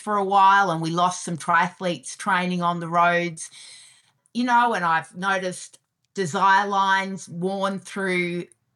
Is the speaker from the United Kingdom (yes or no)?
no; Melbourne, Victoria, Australia; moved away as an adult; also born or lived in Western Australia / Singapore / Santiago, Chile; now in Vancouver, Canada; I originally grew up in Melbourne, Australia, and I went to university and became a lawyer